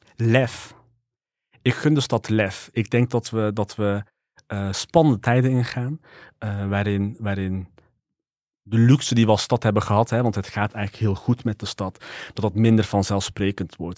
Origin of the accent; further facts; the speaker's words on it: 's-Hertogenbosch, North Brabant, Netherlands; Ik ben geboren in de Hambaken. Ehm, ik heb onderadvies gekregen